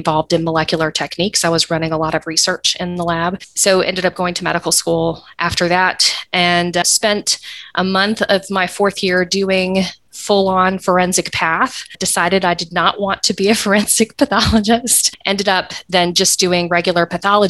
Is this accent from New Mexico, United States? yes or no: no; Atlanta, Georgia, United States; also born or lived in Eastern North Carolina; I actually grew up here in Atlanta